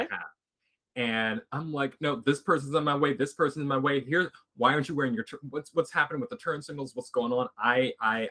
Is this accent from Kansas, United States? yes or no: no; Philadelphia, Pennsylvania, United States; moved away as an adult; now in Columbus, United States; I am originally from Philadelphia, Pennsylvania. I'm from Philly.